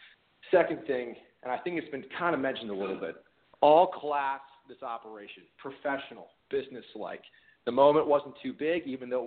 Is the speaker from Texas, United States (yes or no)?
no; Naples, Florida, United States; now in Atlanta, United States; I live in Atlanta. I'm a transplant from the Naples, Florida area.